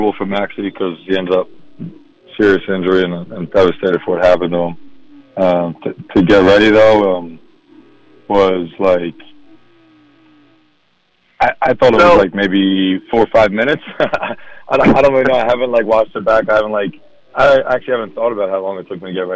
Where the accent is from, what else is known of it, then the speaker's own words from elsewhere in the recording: Philadelphia, Pennsylvania, United States; I'm from Philadelphia too